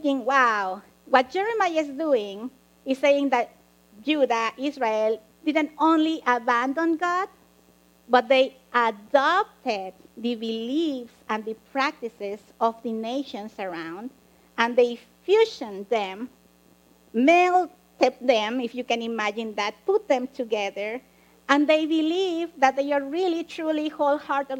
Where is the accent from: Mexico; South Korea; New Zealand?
Mexico; now in United States; I grew up in Mexico